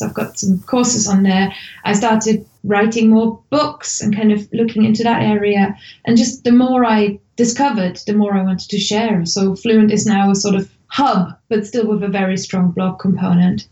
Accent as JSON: {"language": "English", "country": "Germany", "second_language": "English", "moved": "as an adult", "lives_now": "United Kingdom", "said": "I'm originally from Germany, and I moved to the UK about mm, sort of 14, 15 years ago"}